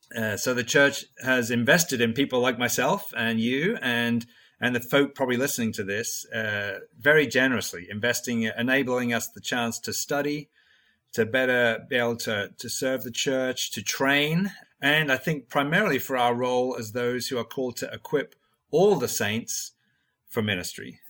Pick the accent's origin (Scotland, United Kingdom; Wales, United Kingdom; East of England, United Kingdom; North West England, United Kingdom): East of England, United Kingdom; Norwich; moved away as an adult; also born or lived in United States; I grew up in Norwich in England